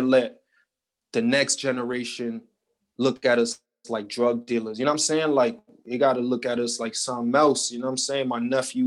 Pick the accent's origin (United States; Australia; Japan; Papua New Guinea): United States; New York City, New York; originally I'm from Jefferson Houses on the east side of Harlem, better known as Spanish Harlem